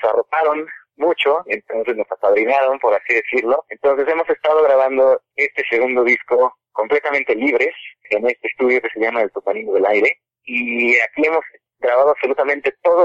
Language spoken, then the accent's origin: Spanish; Cuernavaca, Morelos, Mexico; moved away as an adult; now in Mexico City, Mexico; somos de Cuernavaca